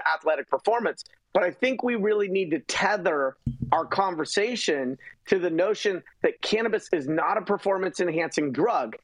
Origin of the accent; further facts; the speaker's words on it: San Francisco, California, United States; growing up in San Francisco